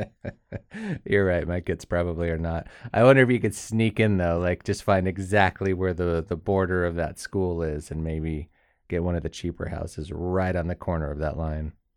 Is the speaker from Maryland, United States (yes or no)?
no; Southern California, United States; moved away; we grew up in Southern California.